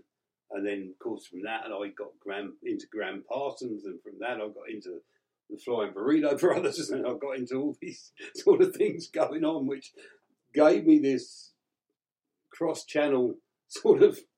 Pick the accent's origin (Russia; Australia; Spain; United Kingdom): United Kingdom; England; accent: English; I was living in England. I was born and raised in England.